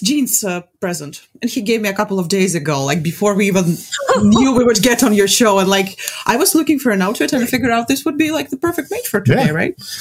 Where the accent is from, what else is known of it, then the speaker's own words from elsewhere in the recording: Latvia; I'm from Latvia